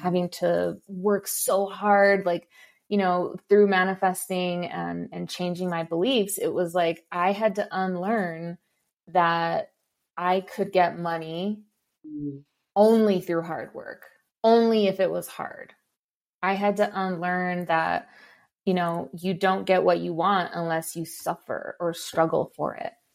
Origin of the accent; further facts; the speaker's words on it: Los Angeles, California, United States; I grew up in East